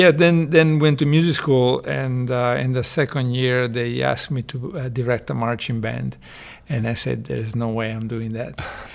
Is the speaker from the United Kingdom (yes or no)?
no; Genoa, Liguria, Italy; also born or lived in Chicago / Texas; now in United States; In Genova, Italy, on the coast near France.